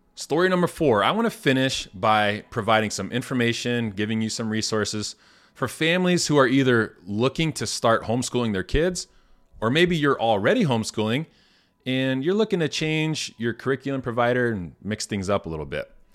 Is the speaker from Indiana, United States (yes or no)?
yes; Indiana, United States; I'm from Indiana, born and raised in a small town